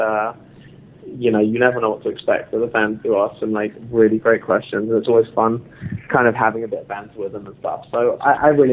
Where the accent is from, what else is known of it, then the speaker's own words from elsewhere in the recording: London, United Kingdom; I grew up in London